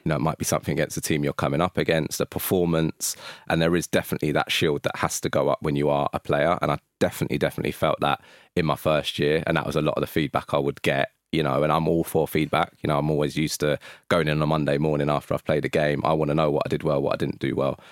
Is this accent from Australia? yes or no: no; London, United Kingdom; I'm from North London